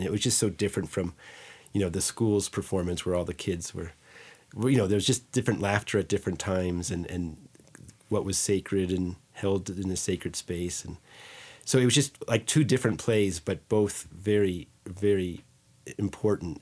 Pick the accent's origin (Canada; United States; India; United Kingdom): United States; Green Meadow, New York; growing up in Green Meadow